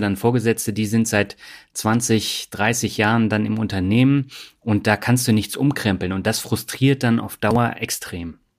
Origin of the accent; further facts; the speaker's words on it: Swabia, Germany; moved away; Meine Leitung geht heute in meine alte Heimat, das Schwabenland